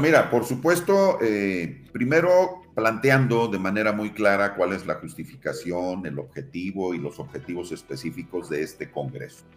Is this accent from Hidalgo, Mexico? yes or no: yes; Tulancingo, Hidalgo, Mexico; en el bachillerato en la Prepa 2 de Tulancingo, de donde soy originario